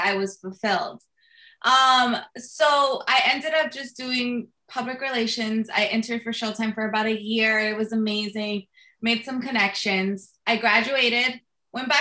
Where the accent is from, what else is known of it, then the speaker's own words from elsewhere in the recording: Jersey City, New Jersey, United States; I'm born and raised in Jersey City